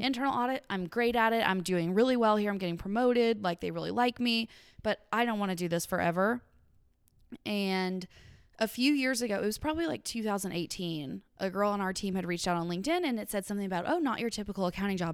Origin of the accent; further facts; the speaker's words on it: Paducah, Kentucky, United States; I am a Western Kentucky gal through and through, Paducah, Kentucky